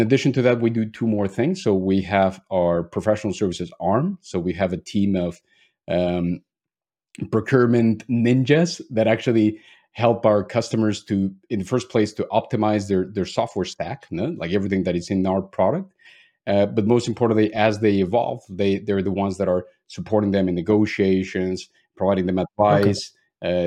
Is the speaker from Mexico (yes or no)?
yes; Mexico; moved away as an adult; now in Germany; I'm actually originally from Mexico, but have been living in Germany already for almost ten years